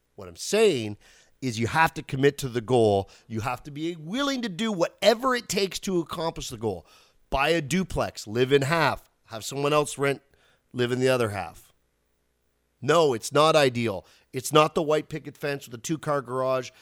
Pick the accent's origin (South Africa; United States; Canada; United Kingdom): Canada; outside Ottawa, Ontario; I grew up outside Ottawa.